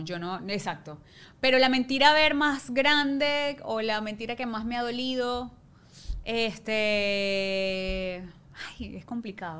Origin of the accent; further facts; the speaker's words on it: Ciudad Guayana, Bolívar, Venezuela; moved away as an adult; now in Caracas, Venezuela; vivía en Guayana